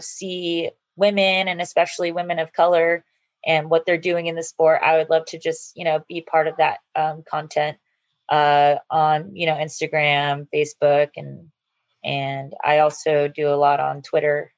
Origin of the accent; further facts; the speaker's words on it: Georgia, United States; also born or lived in California; I was born in California, but I've lived in Georgia since I was 10